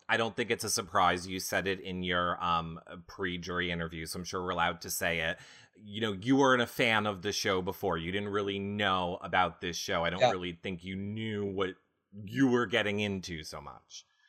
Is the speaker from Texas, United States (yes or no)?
no; New York, United States; I'm from New York